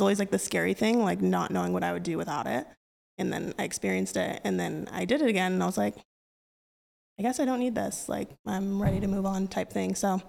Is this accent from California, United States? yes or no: yes; Bakersfield, California, United States; moved away as an adult; now in Kansas City, United States; I'm literally from Bakersfield, California, 661, baby, which is, like, such a, it's, like, not too different from here, so I think it's funny, like, since I grew up there, they made, like, the transition here pretty easy, because I'm used to, like, this environment